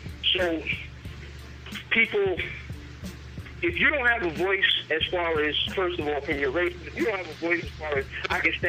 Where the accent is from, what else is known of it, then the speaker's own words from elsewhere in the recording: Severn, Maryland, United States; I'm from Severn, Maryland, which is almost smack dab in the middle of D.C. and Baltimore